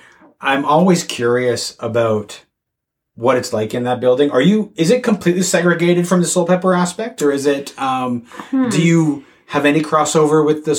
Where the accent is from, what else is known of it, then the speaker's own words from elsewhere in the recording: Belleville, Ajax, Ontario, Canada; I grew up in Belleville, Ajax.